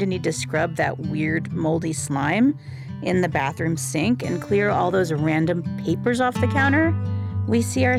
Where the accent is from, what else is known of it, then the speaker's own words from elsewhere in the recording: Ohio, United States; moved away; I'm fiercely loyal to Ohio, the state where I was born and where we live now